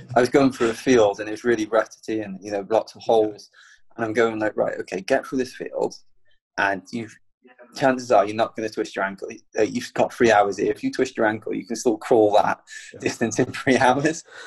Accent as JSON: {"language": "English", "town": "Penarth", "region": "Wales", "country": "United Kingdom", "tie": "born or raised there", "said": "running through my hometown"}